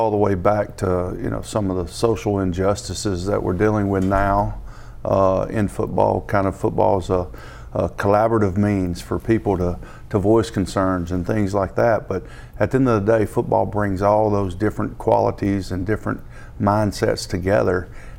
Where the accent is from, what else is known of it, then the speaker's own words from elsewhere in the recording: Alabama, United States; moved away as an adult; now in Northeast Ohio, United States; Northeast Ohio is a lot like the area that I grew up in Alabama.